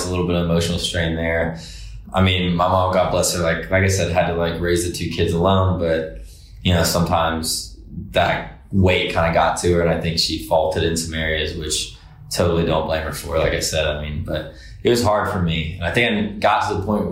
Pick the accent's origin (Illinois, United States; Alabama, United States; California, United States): Alabama, United States; Decatur; moved away as an adult; also born or lived in Fairhope, Alabama; now in Nashville, United States; I was born and raised there